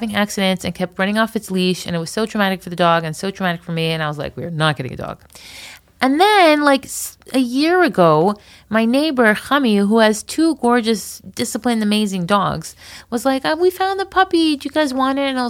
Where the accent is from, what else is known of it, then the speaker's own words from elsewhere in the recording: Florida, United States; we grew up in Florida